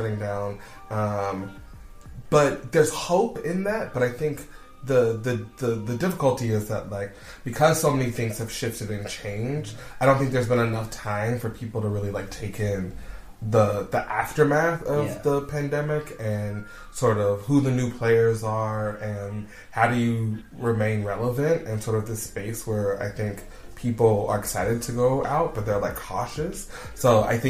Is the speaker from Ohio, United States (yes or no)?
yes; Cincinnati, Ohio, United States; moved away as an adult; now in Beijing, China; I'm originally from Cincinnati, Ohio, in the United States.